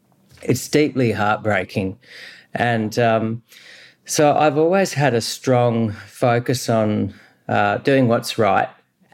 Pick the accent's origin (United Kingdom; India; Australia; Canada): Australia; I'm an Australian of shared Aboriginal, Scottish and Middle Eastern ancestry. So I've got DNA from this continent of 65,000 years running through my blood, but also Scottish ancestry from Perthshire and Persian